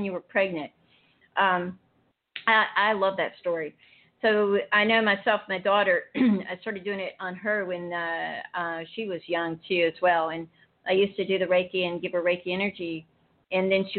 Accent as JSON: {"language": "English", "region": "North Carolina", "country": "United States", "said": "I'm from the Deep South, and you're from New York, so I'm from North Carolina"}